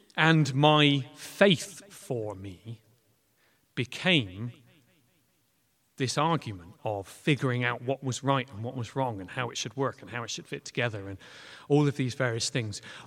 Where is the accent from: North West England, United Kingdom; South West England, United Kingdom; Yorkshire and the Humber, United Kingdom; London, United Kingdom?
South West England, United Kingdom; Clutton; also born or lived in Weston-super-Mare / Bath / Bristol; I grew up in Clutton. Um, so I am very, very local.